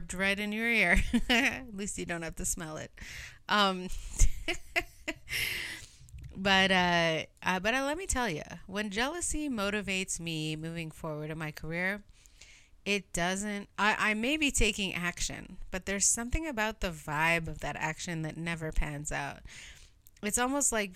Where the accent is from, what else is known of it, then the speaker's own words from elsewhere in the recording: Canada; I'm Canadian